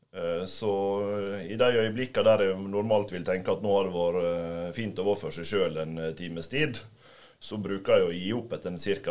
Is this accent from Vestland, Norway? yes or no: no; Volda, Møre og Romsdal, Norway; jeg satt eh, i kommunestyret hjemme i Volda